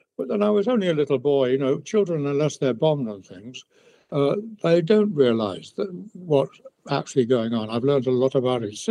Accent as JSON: {"language": "English", "town": "Bristol", "region": "South West England", "country": "United Kingdom", "tie": "born or raised there", "also_born_or_lived": "Hampstead, London", "said": "by the time I was conscious, I was about 4 or 5, we moved to Bristol"}